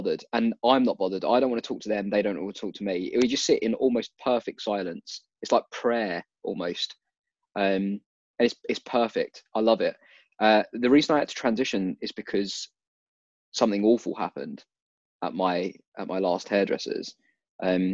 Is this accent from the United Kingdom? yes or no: yes; United Kingdom; We're British